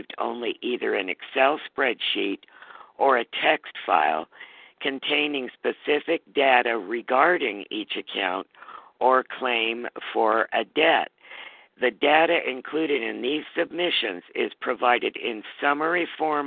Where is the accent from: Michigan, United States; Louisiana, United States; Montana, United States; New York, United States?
Montana, United States; my home state, Montana